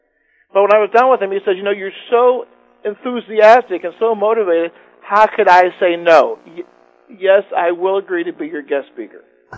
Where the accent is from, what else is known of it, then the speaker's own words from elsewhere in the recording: Warren, United States; I'm from Warren.